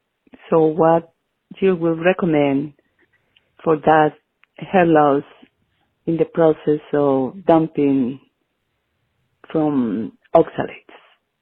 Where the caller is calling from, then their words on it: Hawaii, United States; I'm calling from Hawaii.